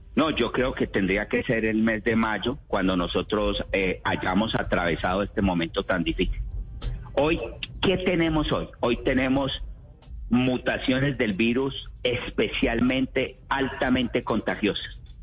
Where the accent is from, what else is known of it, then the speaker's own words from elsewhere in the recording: Colombia; como colombiano